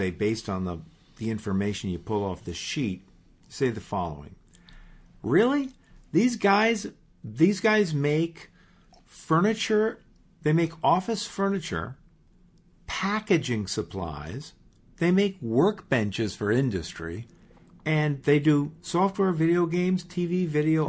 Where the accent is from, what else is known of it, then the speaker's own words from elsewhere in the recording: Port Washington, New York, United States; I grew up in Port Washington.